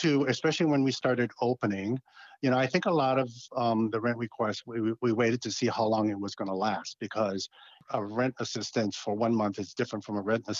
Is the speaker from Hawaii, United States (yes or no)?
yes; Hawaii, United States; also born or lived in New York / Massachusetts / Arizona; Correct. And then I spent several years on the mainland in New York, Massachusetts, and Arizona, different properties, and then returning back to Hawaii in 2002 to take care of my mother.